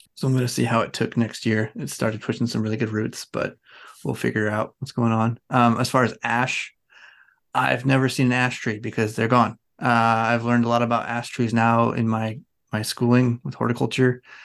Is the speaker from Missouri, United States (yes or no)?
no; Oregon, United States; I grew up around the Douglas fir trees in Oregon